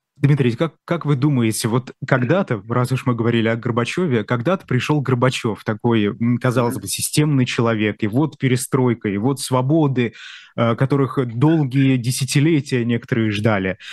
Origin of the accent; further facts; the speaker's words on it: Bashkortostan, Russia; Я из Башкирии